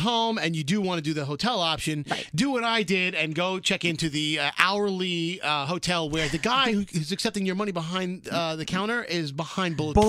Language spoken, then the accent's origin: English; New York City, New York, United States; I'm from Brooklyn.